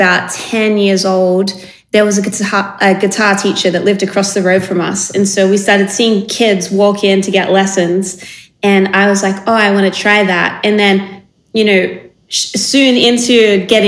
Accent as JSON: {"language": "English", "town": "Sydney", "region": "New South Wales", "country": "Australia", "tie": "born or raised there", "said": "born and raised in Sydney in like an area kind of south of the city. And my whole upbringing was in this same kind of neighborhood."}